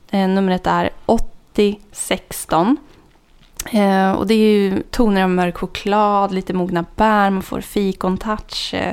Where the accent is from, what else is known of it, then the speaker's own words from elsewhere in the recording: Norrland, Sweden; jag kommer från Norrland så jag tycker den här Gammal Norrlands, det är en klassiker som man gärna vill ha med.